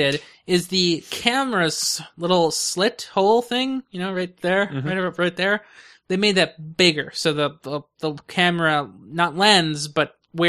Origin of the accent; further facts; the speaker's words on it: California, United States; Yes, it is, because you know I'm from California, right?